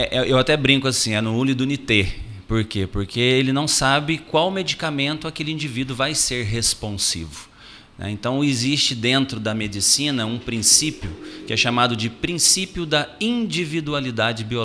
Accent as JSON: {"language": "Portuguese", "town": "Itajubá", "region": "Minas Gerais", "country": "Brazil", "accent": "mineiro", "said": "eu ainda digo assim, eu venho de uma cidadezinha desse tamaninho lá no interior de, interior de Minas Gerais, ainda brinco, né?"}